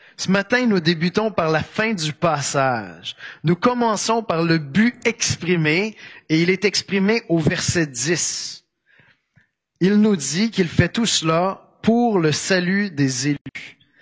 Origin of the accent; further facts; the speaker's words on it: Quebec, Canada; accent: Québécois; Mon accent québécois va transparaître tout de même